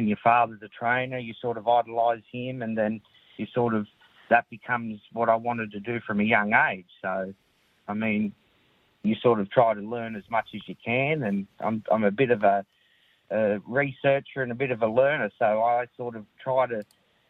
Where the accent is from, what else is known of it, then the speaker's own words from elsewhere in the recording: Ballina, New South Wales, Australia; also born or lived in Sydney / Gosford; I grew up mainly in Ballina